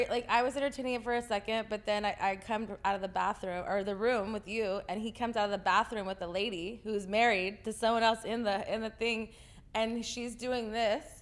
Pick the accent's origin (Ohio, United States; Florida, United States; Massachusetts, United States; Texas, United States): Texas, United States